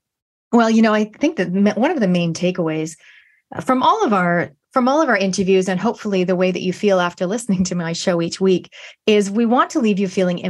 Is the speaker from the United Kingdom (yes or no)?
no; Canada; now in New Zealand; I've been in New Zealand 27 years from Canada, but my accent is, it's here to stay.